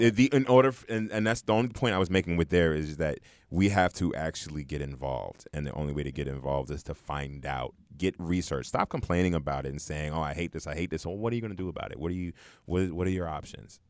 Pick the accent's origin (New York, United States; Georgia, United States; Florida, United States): New York, United States; New York City; moved away; also born or lived in New Jersey; being originally from Brooklyn